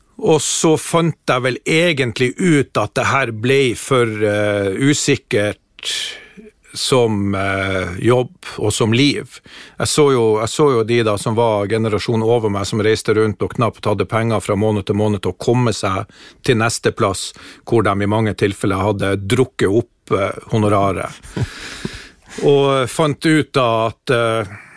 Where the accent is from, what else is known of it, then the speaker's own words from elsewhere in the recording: Harstad, Troms, Norway; var DJ på ungdomsklubben i Kila, der jeg vokste opp